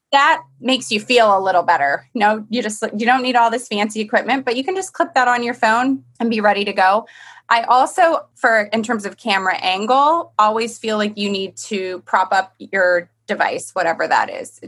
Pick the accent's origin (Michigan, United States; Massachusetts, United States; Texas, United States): Michigan, United States; moved away; I grew up in Michigan